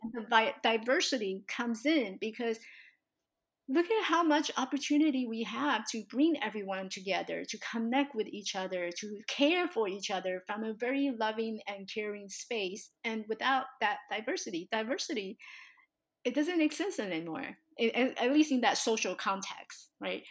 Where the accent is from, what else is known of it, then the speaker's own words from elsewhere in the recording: Taiwan; now in United States; So I was born in Taiwan, and growing up in this tiny little village with all my relatives